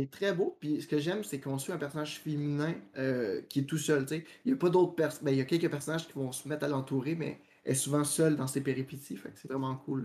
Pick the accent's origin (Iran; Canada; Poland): Canada; Quebec